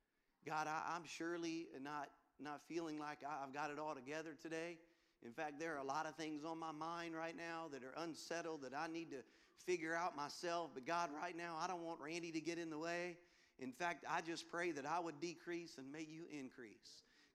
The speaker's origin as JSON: {"language": "English", "town": "Baton Rouge", "region": "Louisiana", "country": "United States", "moved": "as an adult", "said": "So I'm from Louisiana originally, from Baton Rouge. Moved and started Bayside 15 years ago."}